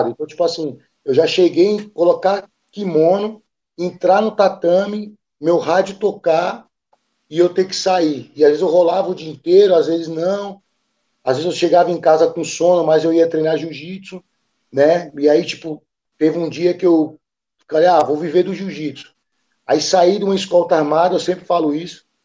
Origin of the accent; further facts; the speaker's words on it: Serra Talhada, Pernambuco, Brazil; also born or lived in Recife; now in São Paulo, Brazil; eu vim de Recife, né, de Pernambuco, mas fui praticamente criado em, em Serra Talhada, que é o interior lá do Nordeste, lá que é a terra de Lampião, né, que a gente fala. Então, eu, eu vim para São Paulo